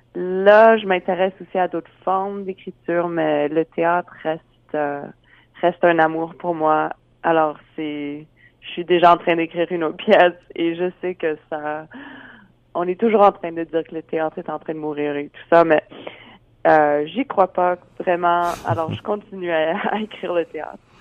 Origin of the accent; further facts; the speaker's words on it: Regina, Saskatchewan, Canada; j'ai grandi à Regina.